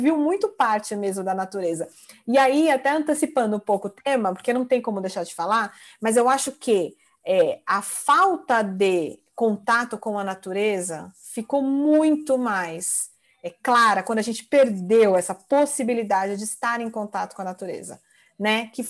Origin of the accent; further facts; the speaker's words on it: São Paulo, Brazil; Eu sou de São Paulo, tá um calor insuportável.